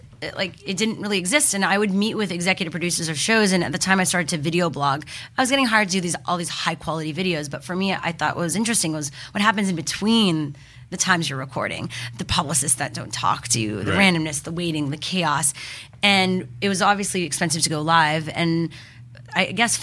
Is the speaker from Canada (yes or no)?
yes; Montreal, Quebec, Canada; moved away; I grew up in Montreal